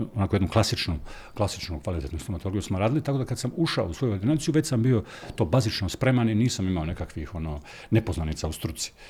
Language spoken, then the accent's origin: Croatian; Rakitno, Federation of Bosnia and Herzegovina, Bosnia & Herzegovina; also born or lived in Mostar / Zagreb / Čitluk; now in Split, Croatia; Mjesto rođenja mi je Mostar, mjesto odrastanja je Rakitno